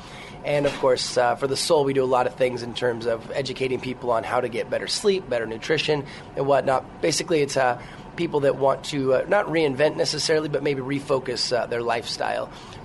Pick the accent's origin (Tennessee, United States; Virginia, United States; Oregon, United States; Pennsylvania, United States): Oregon, United States; Portland; Portland, Oregon.